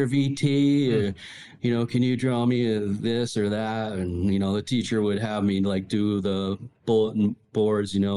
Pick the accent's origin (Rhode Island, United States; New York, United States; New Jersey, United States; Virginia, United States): Rhode Island, United States; also born or lived in Michigan; I grew up in Michigan and then, for my first 5 years and then really did most of my, younger years living in Rhode Island